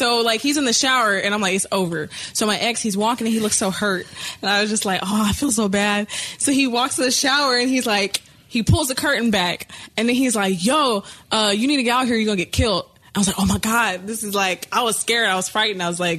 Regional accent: California, United States; The Bay Area.

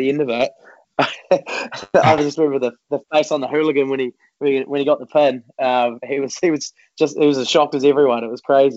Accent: Dunedin, Otago, New Zealand; I'm from Dunedin, and still there's absolutely no wrestling in Dunedin

